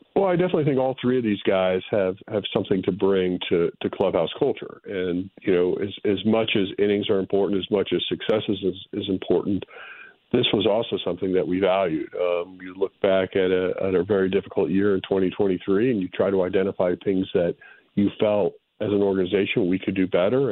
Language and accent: English; Boulder, Colorado, United States; moved away; It's a great place to grow up and, uh, have very fond memories of Boulder.